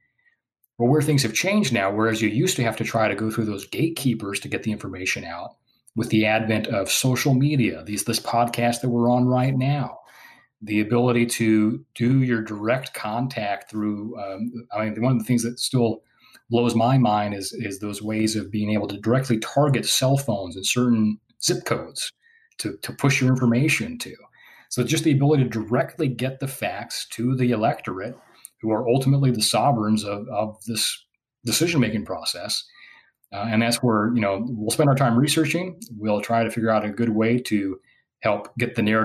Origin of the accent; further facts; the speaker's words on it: Washington, United States; I'm from Washington State